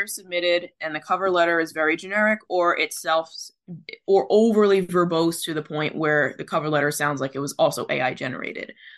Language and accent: English; Philippines; as a Filipino myself